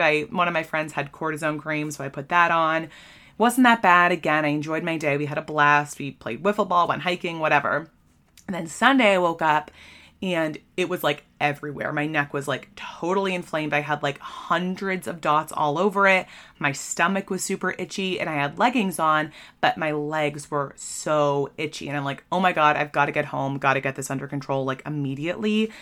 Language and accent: English; Maine, United States; I'm from Maine